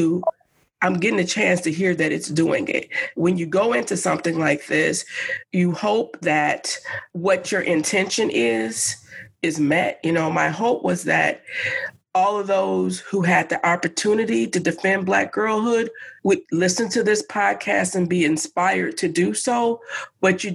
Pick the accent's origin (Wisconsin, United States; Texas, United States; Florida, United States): Wisconsin, United States; Madison; having grown up here in Madison